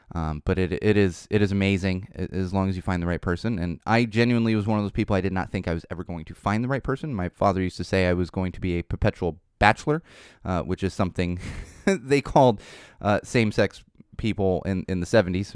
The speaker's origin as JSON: {"language": "English", "region": "Southern California", "country": "United States", "said": "I'm from Southern California"}